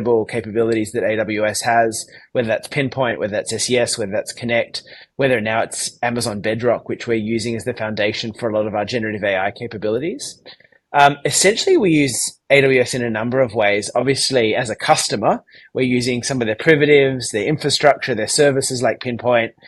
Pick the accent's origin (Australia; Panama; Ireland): Australia; Sydney, New South Wales; accent: Australian; From my accent, you can probably tell I am based in Sydney, Australia